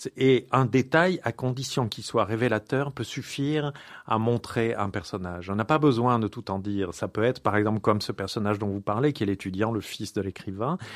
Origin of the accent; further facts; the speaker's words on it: France; moved away as an adult; now in Paris, France; je n'y suis pas né, moi. Et moi, je suis un enfant de la province qui est arrivé à Paris.